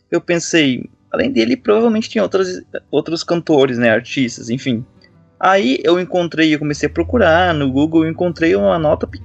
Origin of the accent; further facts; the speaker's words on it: Greater Porto Alegre, Rio Grande do Sul, Brazil; moved away as an adult; now in Florianópolis, Brazil; Eu não sou natural daqui de Florianópolis, né? Eu moro aqui dois anos agora. Já havia morado três anos no passado, mas agora voltei, agora estou dois anos. É, eu sou gaúcho, né, ali da região da Grande Porto Alegre.